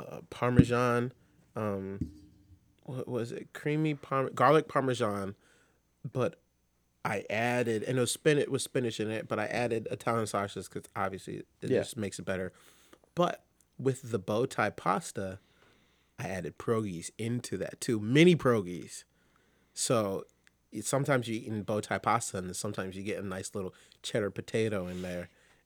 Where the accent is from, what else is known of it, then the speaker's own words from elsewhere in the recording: Jamaica; I'm Jamaican, but you can tell that I grew up with a lot of Eastern European influences